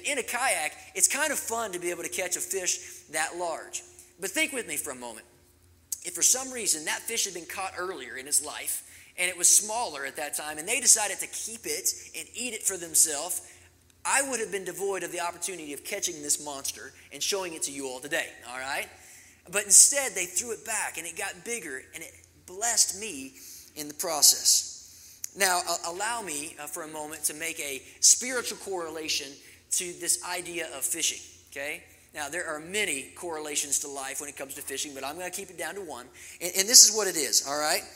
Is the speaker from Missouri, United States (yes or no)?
no; Kentucky, United States; also born or lived in Arizona; now in Colorado, United States; growing up in Kentucky and being in Arizona